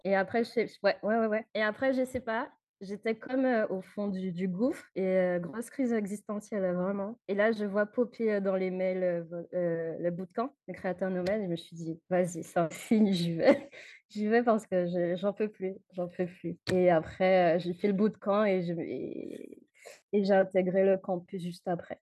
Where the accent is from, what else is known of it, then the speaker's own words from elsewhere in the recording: Guadeloupe; je viens de la Guadeloupe